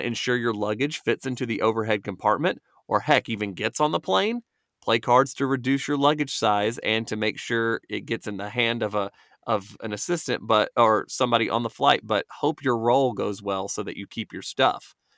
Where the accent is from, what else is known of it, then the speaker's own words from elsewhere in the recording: Georgia, United States; I'm from Georgia